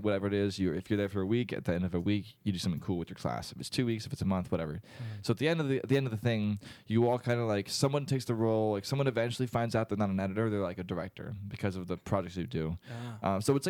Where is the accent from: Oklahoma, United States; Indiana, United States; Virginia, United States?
Virginia, United States; moved away as an adult; also born or lived in Orlando, Florida; now in Winter Park, United States; I grew up around here.